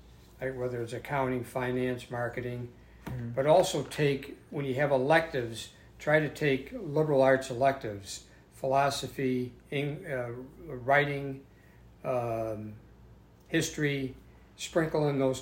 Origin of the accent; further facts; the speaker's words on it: Lancaster, New York, United States; I was born in Lancaster, New York